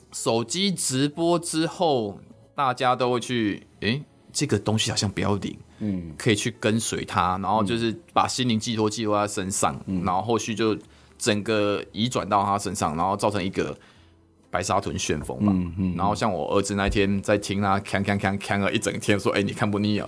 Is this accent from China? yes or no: no; Minxiong, Chiayi County, Taiwan; 假设我来到民雄街上的，诶，我其实对大寺一庙、对青城宫、对七五王庙